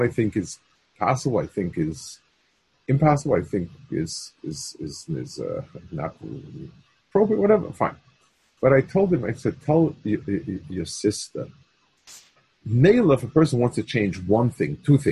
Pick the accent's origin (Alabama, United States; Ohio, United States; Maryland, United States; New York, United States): New York, United States; New York City; When I was young, I grew up on the Lower East Side